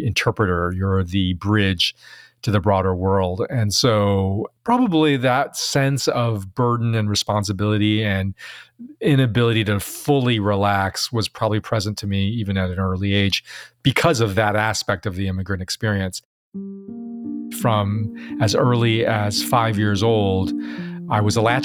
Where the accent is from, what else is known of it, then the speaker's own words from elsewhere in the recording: Chicago, Illinois, United States; also born or lived in Taiwan; So I was born in Taiwan. I immigrated to the United States at age 3, grew up in Chicago.